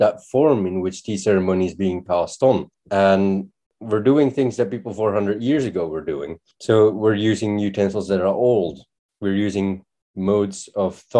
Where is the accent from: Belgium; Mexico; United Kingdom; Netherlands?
Belgium; moved away as an adult; now in Japan; in my home country in Belgium, I was practicing